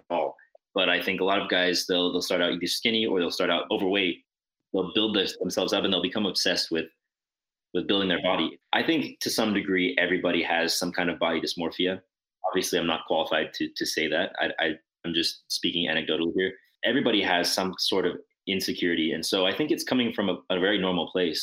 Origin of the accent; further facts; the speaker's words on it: New Mexico, United States; moved away as an adult; now in Montreal, Canada; I'm originally from New Mexico